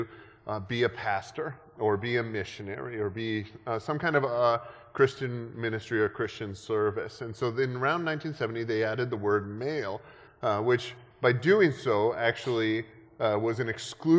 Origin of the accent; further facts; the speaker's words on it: Canada; moved away; I grew up in Canada